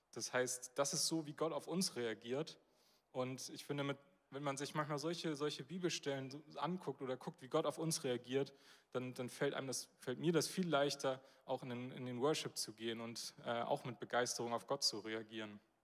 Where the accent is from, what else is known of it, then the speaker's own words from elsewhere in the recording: Northern Germany, Germany; als Norddeutsche, und da zähle ich mich dann auch zu